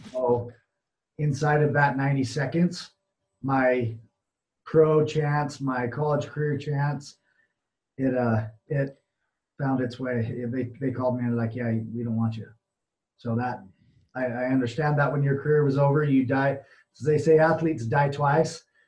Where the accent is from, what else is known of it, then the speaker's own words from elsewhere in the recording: Utah, United States; I'm from Utah, so we have a really uh, stronghold of the LDS Mormon Church